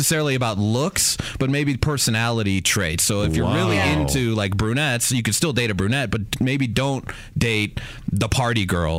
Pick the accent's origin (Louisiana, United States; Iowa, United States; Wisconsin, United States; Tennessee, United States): Iowa, United States; I'm from Iowa, from small town